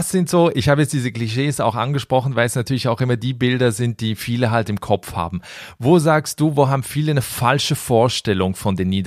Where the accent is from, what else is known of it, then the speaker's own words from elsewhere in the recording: Germany; moved away as an adult; also born or lived in Sweden / Amsterdam, Netherlands; now in Netherlands; Nee, immer als Deutsche natürlich.